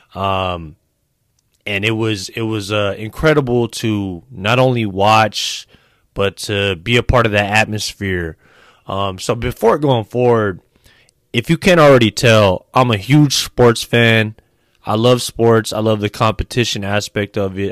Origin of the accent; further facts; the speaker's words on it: San Francisco Bay Area, California, United States; I grew up out here in the Bay Area, so I'm a homebody. I'm a homegrown dude.